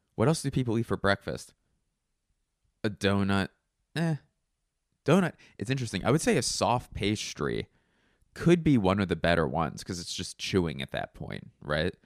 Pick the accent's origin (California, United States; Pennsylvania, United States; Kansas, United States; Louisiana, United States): Pennsylvania, United States; Philadelphia; I'm from Philly